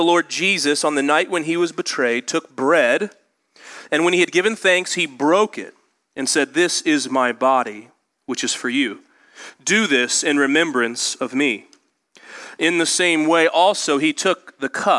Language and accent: English; Indianapolis, Indiana, United States; I grew up in Indianapolis